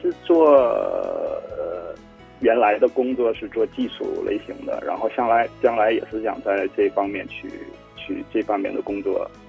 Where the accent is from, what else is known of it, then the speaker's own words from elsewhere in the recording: Liaoning, China; now in Fukuoka, Japan; 是的，是的，我的家乡也是在，同样也是在海边，呃，所以我也比较喜欢有海的地方嘛。